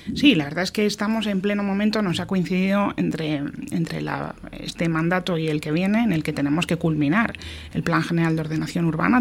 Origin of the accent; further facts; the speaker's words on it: Getxo, Basque Country, Spain; ser alcaldesa de mi pueblo